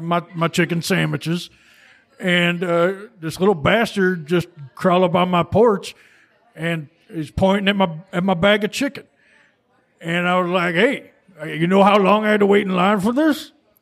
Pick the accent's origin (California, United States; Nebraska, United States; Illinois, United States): Illinois, United States; Berwyn; I'm from Berwyn.